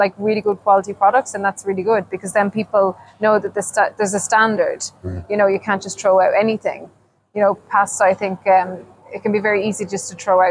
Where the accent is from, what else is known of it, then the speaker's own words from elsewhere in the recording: Ireland; moved away as an adult; now in Sweden; growing up in Ireland with my poor mom had like 12 to feed.